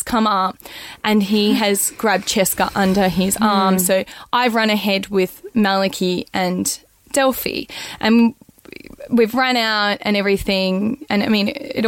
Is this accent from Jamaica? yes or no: no; Australia; I'm an Australian